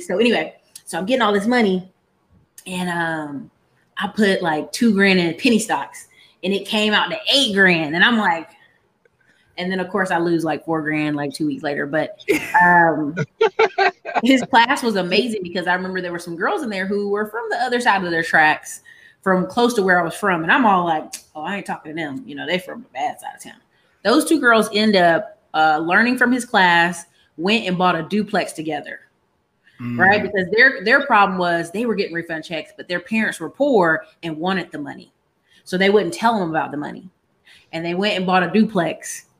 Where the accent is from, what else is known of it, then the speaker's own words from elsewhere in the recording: Alaska, United States; So the best way to explain it is I am a military kid. Parents both did military. Mom did 26 years. So they got to live in some really cool places. My brother got Germany and all this other stuff overseas. But by the time we were born, we got Alaska